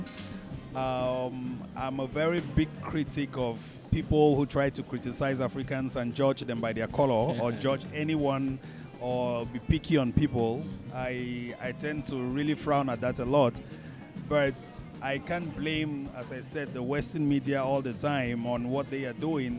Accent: Cameroon; moved away as an adult; also born or lived in Dubai / United States; now in Malaysia; We grew up back in Cameroon.

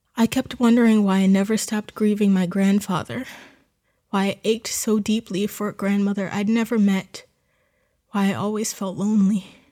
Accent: New Jersey, United States; moved away as an adult; Growing up in Jersey meant that there were farms involved in almost everything we did

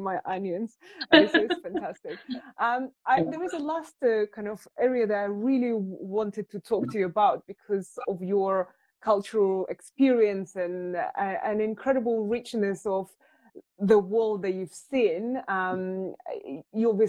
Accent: Russia; now in London, United Kingdom; I was born in Russia, I live in London

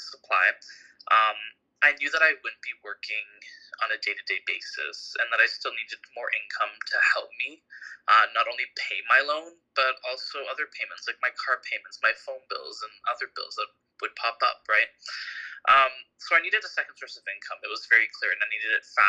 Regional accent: Markham, Ontario, Canada; also born or lived in Toronto; I was born in Toronto, but I was raised in Markham.

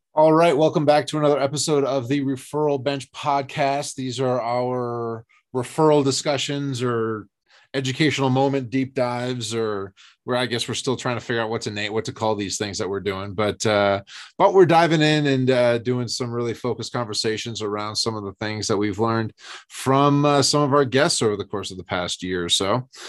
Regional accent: East Coast, United States; moved away as an adult; also born or lived in San Diego; I grew up on the East Coast

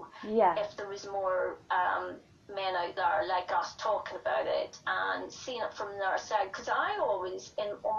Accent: Ireland; I'm Irish

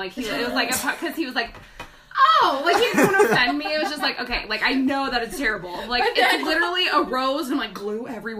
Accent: Northern California, United States; I'm from Northern California.

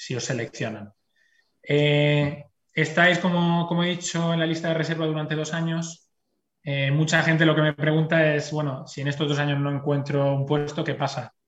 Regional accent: Spain; moved away as an adult; now in Brussels, Belgium; la gente que venimos de España

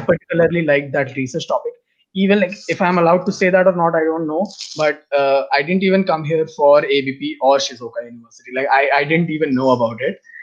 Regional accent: India; moved away as an adult; now in Japan; I belong to India

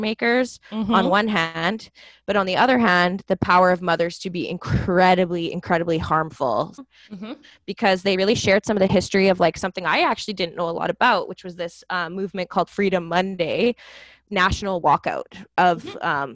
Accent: Canada; Canadian parent

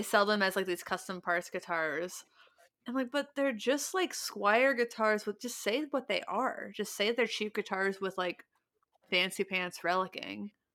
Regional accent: Ohio, United States; I grew up in Ohio

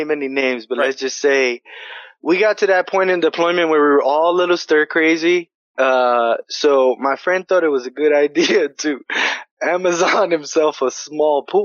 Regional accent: New York City, New York, United States; I'm from New York City

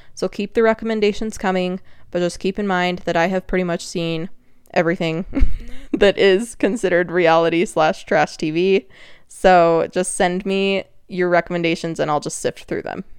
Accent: Utah, United States; accent: Utah; There was my Utah accent

